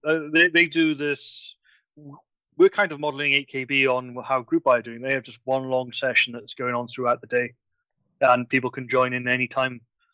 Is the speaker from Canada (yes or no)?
no; Ireland; because I'm from Ireland.